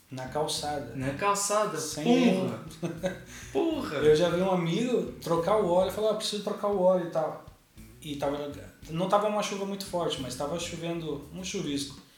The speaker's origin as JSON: {"language": "Portuguese", "region": "São Paulo", "country": "Brazil", "said": "Eu vim de São Paulo que tem uma dinâmica de loucura, daquela, hum. o comércio nunca fecha, a cidade nunca dorme"}